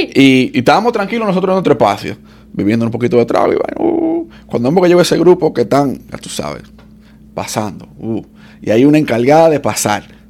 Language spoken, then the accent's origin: Spanish; Dominican Republic; now in United States; Igual que nosotros lo de República Dominicana